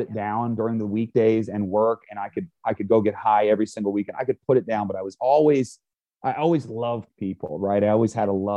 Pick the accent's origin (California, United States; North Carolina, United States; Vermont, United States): Vermont, United States; growing up in Vermont, Vermont is 2% Christian